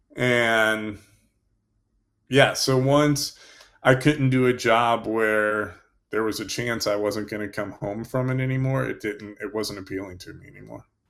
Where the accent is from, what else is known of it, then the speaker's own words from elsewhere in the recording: Indiana, United States; moved away as an adult; also born or lived in Germany / New York / Fort Bragg / Florida; I grew up in Indiana, and then I was stationed in Germany.